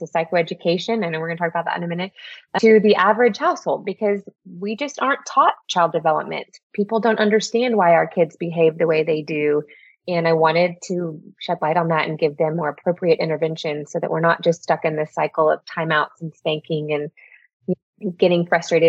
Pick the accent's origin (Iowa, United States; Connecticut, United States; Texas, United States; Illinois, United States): Texas, United States; Houston; moved away as an adult; now in Midland, United States; Born and raised in Houston